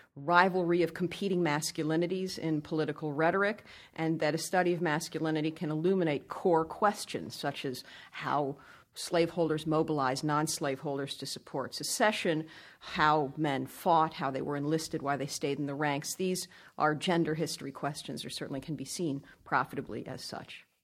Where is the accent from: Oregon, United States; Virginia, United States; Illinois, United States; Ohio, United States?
Virginia, United States; Northern; They settled in Northern Virginia, which is where I grew up, went to the public schools there